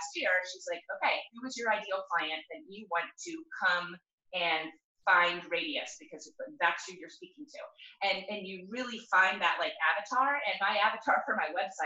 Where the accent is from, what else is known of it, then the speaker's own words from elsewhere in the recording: Virginia, United States; now in Oregon, United States; I grew up in Virginia